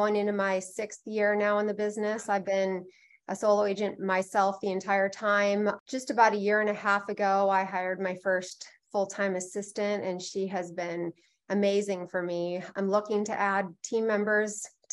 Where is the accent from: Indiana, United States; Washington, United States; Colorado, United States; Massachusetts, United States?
Washington, United States; Bellevue; also born or lived in Issaquah, Washington; I was born and raised in Bellevue, Washington, which is where my office is located as well